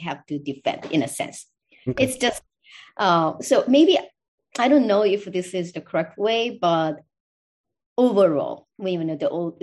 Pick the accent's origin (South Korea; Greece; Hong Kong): South Korea; moved away; I'm from Korea. So I'm also drawing a lot of resources from my heritage too